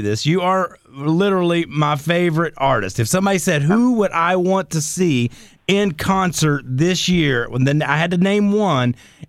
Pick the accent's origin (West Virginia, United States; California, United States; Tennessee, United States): West Virginia, United States; I grew up going to Myrtle Beach, South Carolina. I'm from West Virginia, and I went there every summer.